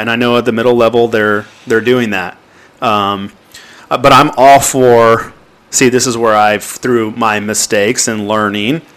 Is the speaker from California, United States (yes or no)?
yes; Anaheim, California, United States; moved away as an adult; also born or lived in North Texas; was born and raised in Anaheim, California